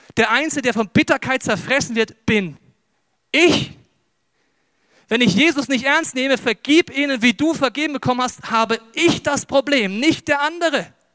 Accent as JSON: {"language": "German", "country": "Germany", "said": "wir sind ja Deutsche"}